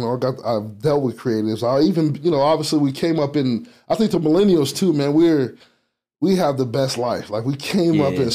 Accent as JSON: {"language": "English", "region": "Virginia", "country": "United States", "said": "I'm from Virginia."}